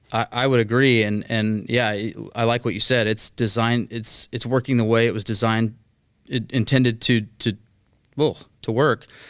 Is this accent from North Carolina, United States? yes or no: no; Mesquite, Texas, United States; also born or lived in Highland Village, Texas / Fort Worth, Texas; I grew up in Mesquite, Texas